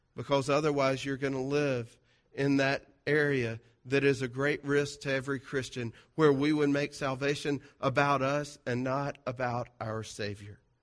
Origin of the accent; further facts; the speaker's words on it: South Georgia, United States; I'm from South Georgia. You can, uh, forgive me for the diction, uh, or the grammar